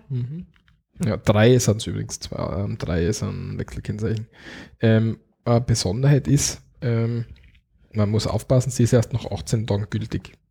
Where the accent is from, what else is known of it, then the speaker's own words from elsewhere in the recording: Austria; bei uns in Österreich